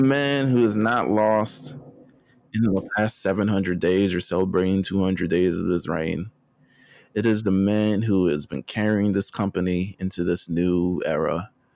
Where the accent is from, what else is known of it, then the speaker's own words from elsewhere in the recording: New York, United States; I'm just from New York. New York.